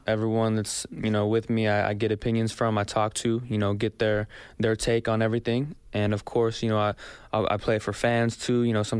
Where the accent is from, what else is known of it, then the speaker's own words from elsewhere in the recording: Texas, United States; I'm from Texas.